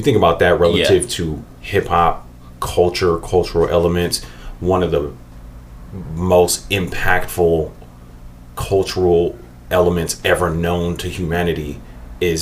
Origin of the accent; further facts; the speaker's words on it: Bay Area, California, United States; growing up in the Bay Area